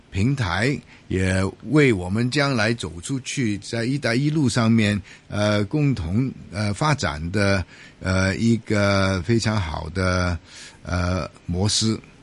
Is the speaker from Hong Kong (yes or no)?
yes; Hong Kong; 我们香港人